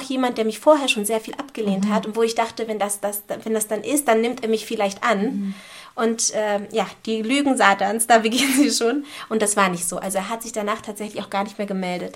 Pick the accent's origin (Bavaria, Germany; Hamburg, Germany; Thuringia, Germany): Hamburg, Germany; Und ja, hier bin ich auch geboren in Hamburg. Ähm, hier bin ich auch aufgewachsen. Ich habe eigentlich nie irgendwo anders gelebt